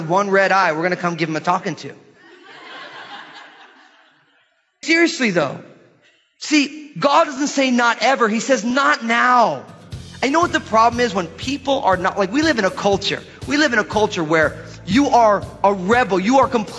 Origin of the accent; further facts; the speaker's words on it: United States; our lives as American Christians